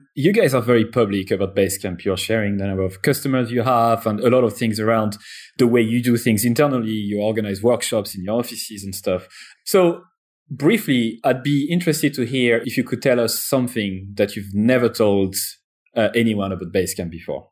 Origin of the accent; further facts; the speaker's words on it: France; accent: French; English is a second language; I'm French, as you probably heard already from my accent